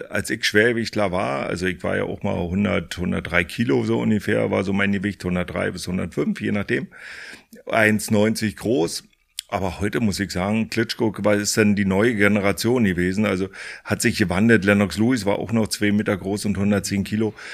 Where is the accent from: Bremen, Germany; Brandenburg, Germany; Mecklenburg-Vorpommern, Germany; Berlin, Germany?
Brandenburg, Germany; Fürstenwalde; ich komme ja aus der ehemaligen DDR, äh, bin groß geworden in Fürstenwalde, das ist hier auch klar um der Ecke